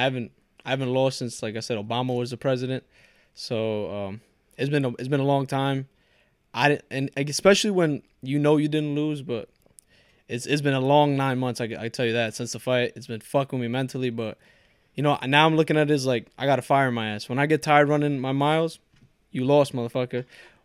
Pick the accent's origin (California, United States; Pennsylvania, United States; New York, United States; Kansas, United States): New York, United States; Port Chester; born there; I was born in Port Chester, but my family's from Ecuador, so first generation Ecuadorian.